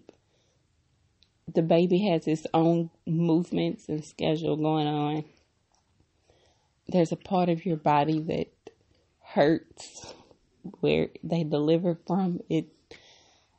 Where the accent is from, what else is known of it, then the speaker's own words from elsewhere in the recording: United States; accent: American; my American accent